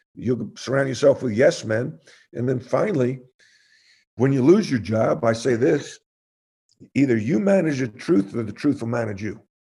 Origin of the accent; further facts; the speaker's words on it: New York, United States; growing up in New York, playing in the park